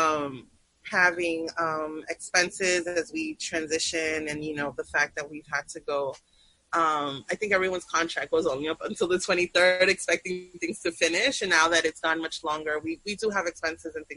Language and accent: English; New York City, New York, United States; also born or lived in Peru / Sunset Park; growing up in New York City in the 90s